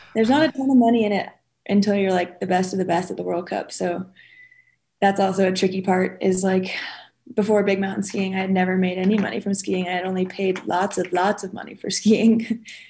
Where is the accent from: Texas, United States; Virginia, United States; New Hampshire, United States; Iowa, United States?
New Hampshire, United States; moved away as an adult; now in Jackson, United States; Born and raised in New Hampshire, and moved to Jackson when I was 20